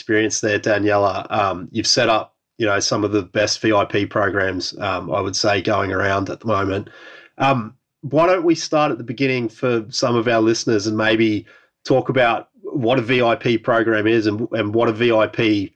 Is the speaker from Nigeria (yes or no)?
no; Australia; now in Europe; being an Australian stranded in Europe